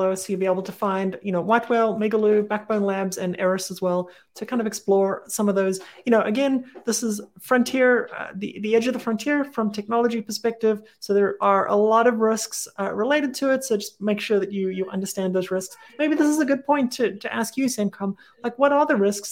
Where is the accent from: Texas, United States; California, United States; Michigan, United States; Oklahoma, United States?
Texas, United States; I'm from Texas.